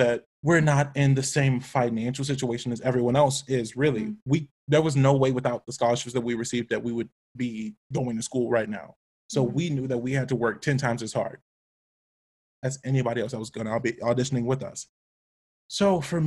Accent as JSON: {"language": "English", "town": "Atlanta", "region": "Georgia", "country": "United States", "tie": "born or raised there", "said": "I grew up in Atlanta"}